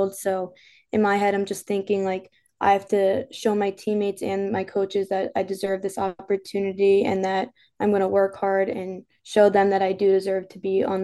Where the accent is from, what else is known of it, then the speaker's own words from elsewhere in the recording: New York, United States; moved away; I'm from New York